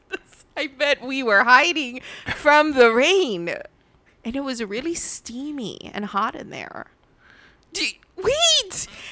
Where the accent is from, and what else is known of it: United States; born or raised there